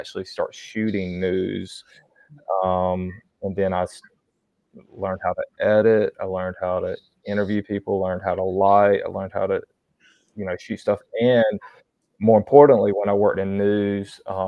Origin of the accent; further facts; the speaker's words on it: North Carolina, United States; born and raised in North Carolina